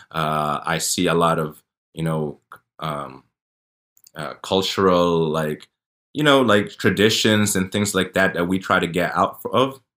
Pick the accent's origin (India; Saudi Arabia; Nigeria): Saudi Arabia; born there; You know, I was born in Saudi Arabia. I've done Hajj.